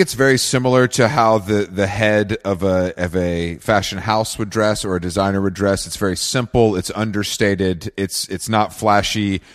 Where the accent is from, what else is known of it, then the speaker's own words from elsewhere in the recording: Atlanta, Georgia, United States; moved away; I'm from the South. I'm from Atlanta originally